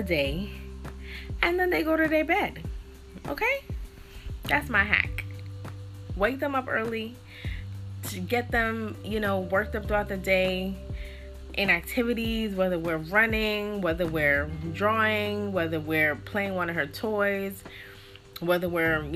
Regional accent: Jamaica; as Jamaican people

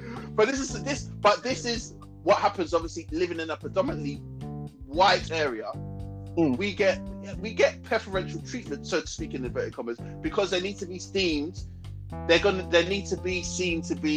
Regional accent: London, United Kingdom; I'm from London

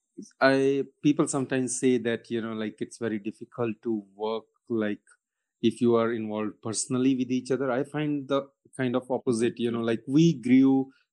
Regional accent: Punjab, India; moved away; I'm from Punjab region of India

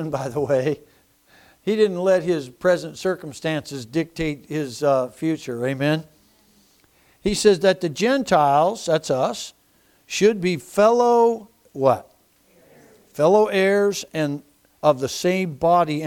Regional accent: United States; I'm an American

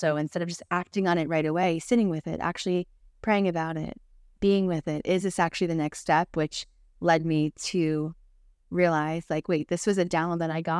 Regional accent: New Jersey, United States; now in Florida, United States; we're from New Jersey and we couldn't tell them already. We lived there, me, my entire life, Sebastian, majority of his life. And we moved to Florida about 3 years ago.

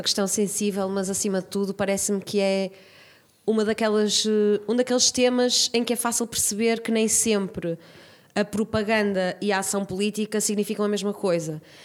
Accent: Braga, Norte, Portugal; enquanto bracarense, gostava muito de poder um, crescer com esse património

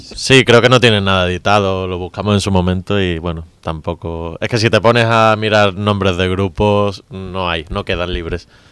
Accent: Málaga, Andalusia, Spain; yo soy de Málaga

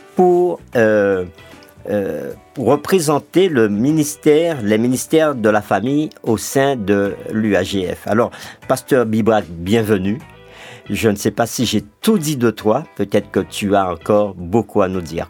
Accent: Martinique; chez nous en Martinique

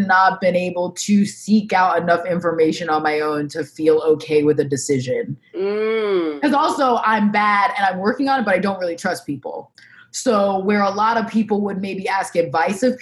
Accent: Orange Park, Florida, United States; also born or lived in Baltimore, Maryland; I grew up in Orange Park, which is a suburb of Jacksonville

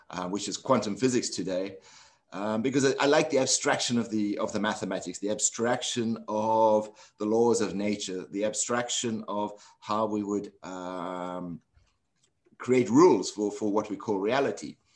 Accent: South Africa; moved away as an adult; also born or lived in London / New York; I grew up in South Africa during apartheid um, and lived there all my life until um, 1980, 1989, in which case I was sent into involuntary exile um, because of my political activities in the struggle against apartheid and went to London

